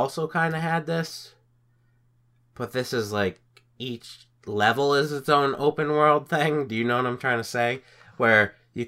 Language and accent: English; United States